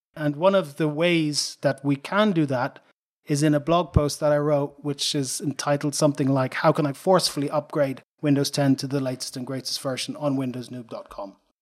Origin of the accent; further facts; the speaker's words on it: Dublin, Leinster, Ireland; moved away as an adult; now in Sweden; I'm an Irish guy, so I was born in Dublin. Ireland, nineteen sixty-six